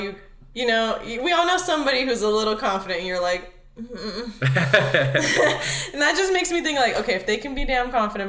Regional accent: Los Angeles, California, United States; I was born out in Mission Hills, which is out in this area. But I've lived in City Terrace, East LA, West Los Angeles, La Puente, Montebello, Pico, everywhere in LA.

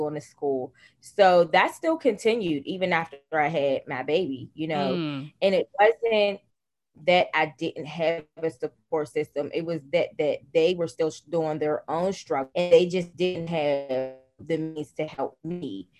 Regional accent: Pittsburgh, Pennsylvania, United States; I am from Pittsburgh, Pennsylvania. I was born and raised in one of the poorest communities in Pittsburgh, Pennsylvania

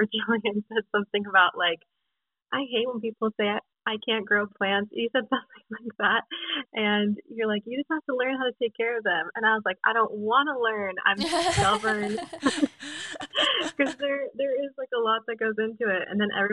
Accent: Florida, United States; We grew up in Florida

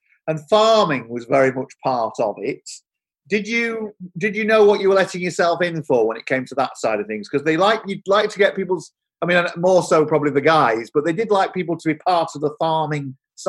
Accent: Doncaster, Yorkshire and the Humber, United Kingdom; I grew up in Yorkshire. I'm from Doncaster originally.

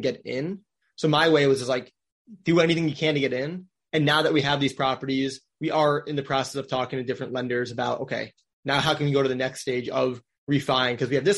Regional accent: Wisconsin, United States; now in Orlando, United States; I grew up in Wisconsin.

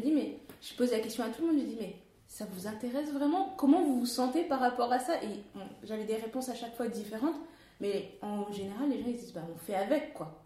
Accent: Paris region, Île-de-France, France; moved away as an adult; also born or lived in Canada; je suis née en région parisienne

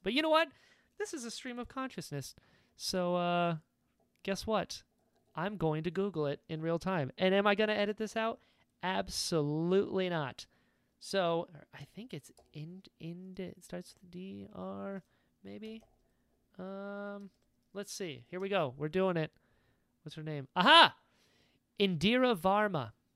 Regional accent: North Carolina, United States; I'm from North Carolina. We don't say those.

